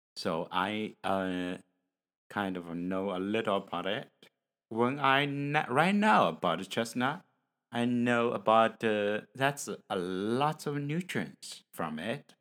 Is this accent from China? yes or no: yes; China; English is a second language; from China